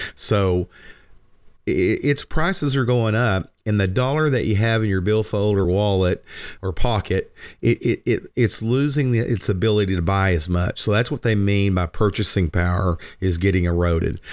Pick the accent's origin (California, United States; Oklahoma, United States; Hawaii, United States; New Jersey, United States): Oklahoma, United States; Lindsay; as a kid growing up in Lindsay on Murray Hill